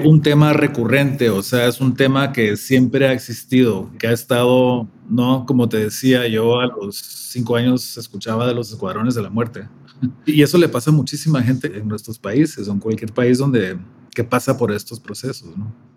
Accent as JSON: {"language": "Spanish", "town": "Guatemala City", "region": "Guatemala Department", "country": "Guatemala", "tie": "born or raised there", "also_born_or_lived": "Atlanta, United States / Mexico City, Mexico / San Cristóbal de las Casas, Mexico", "moved": "as an adult", "said": "Creciendo en Guatemala, en los 70s y 80s"}